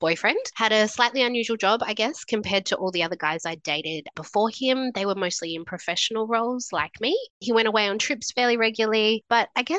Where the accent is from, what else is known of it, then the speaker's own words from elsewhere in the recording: New South Wales, Australia; moved away as an adult; also born or lived in Sydney / Brisbane; I grew up in New South Wales, lived in Sydney after I finished university